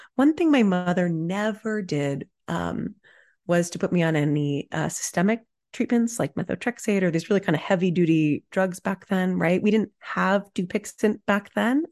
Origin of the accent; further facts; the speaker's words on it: Dallas, Texas, United States; I grew up in Dallas, Texas in the nineties.